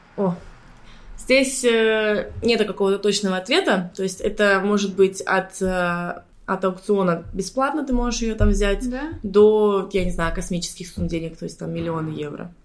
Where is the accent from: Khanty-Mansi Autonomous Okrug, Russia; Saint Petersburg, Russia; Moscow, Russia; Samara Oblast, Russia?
Khanty-Mansi Autonomous Okrug, Russia; Surgut; also born or lived in India / Sardinia / Dubai / Lebanon; now in Cyprus; я, кстати, из Суркута, из России